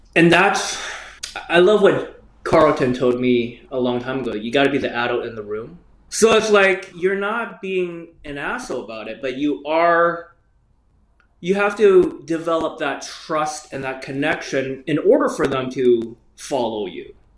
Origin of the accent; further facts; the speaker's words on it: Canada; I grew up in Canada